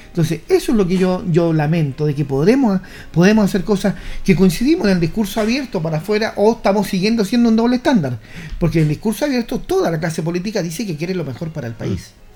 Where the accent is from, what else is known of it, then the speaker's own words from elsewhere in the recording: Chile; Somos Chile